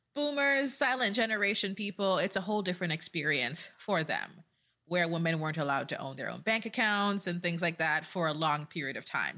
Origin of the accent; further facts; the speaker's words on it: Jamaica; I'm Jamaican